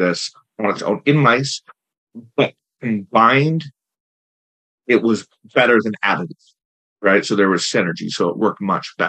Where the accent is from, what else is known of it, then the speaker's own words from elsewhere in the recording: Canada; I'm not American, I'm Canadian